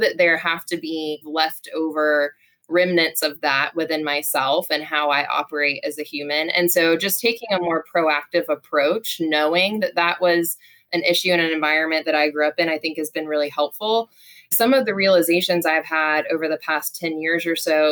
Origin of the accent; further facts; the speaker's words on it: Charleston, South Carolina, United States; I grew up also in the South